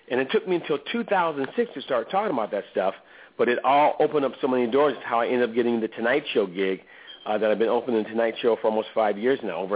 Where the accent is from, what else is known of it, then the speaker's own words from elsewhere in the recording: Oakland, California, United States; I grew up in Oakland, uh, and my stepfather uh, forced me to be in that religion that rhymes with Jehovah's Witnesses.